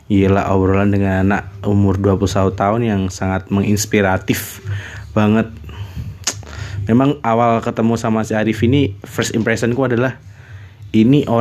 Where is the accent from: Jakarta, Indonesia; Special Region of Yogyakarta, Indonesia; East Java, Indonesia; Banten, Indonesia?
East Java, Indonesia; Blitar; bisa di kota aku sendiri di kota Blitar kemudian lingkungan sekitar pertemanan sekolah